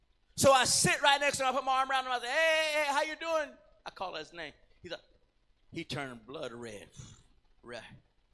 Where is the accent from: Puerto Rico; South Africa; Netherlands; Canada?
Puerto Rico; moved away; I was from Puerto Rico